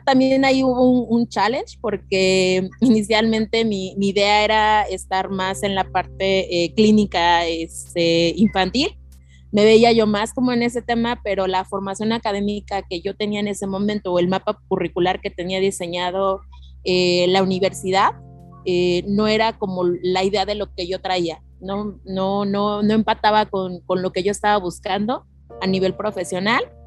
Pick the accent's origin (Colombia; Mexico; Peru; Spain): Mexico; State of Mexico; also born or lived in Hidalgo (parents' origin); now in Mexico City, Mexico; yo nací en Ciudad de México, radiqué por 30 años en el Estado de México